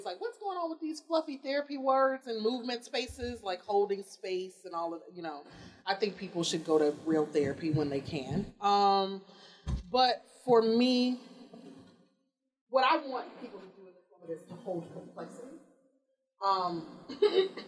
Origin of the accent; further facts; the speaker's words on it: Deep South, United States; moved away; growing up in the Deep South with white kids